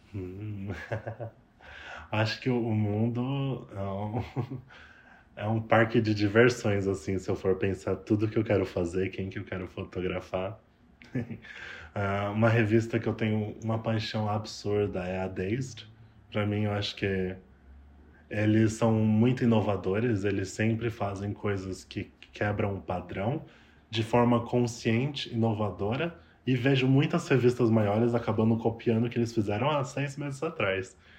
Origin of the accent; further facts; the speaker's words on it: São Paulo, Brazil; moved away as an adult; also born or lived in Toronto, Canada; now in Vancouver, Canada; sou de São Paulo